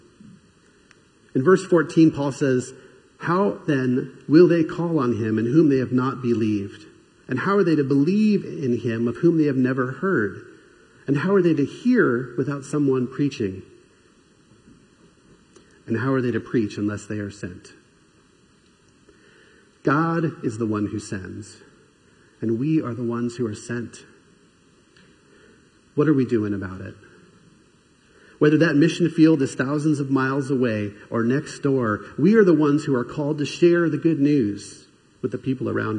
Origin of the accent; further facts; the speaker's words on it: Southern California, United States; I grew up in Southern California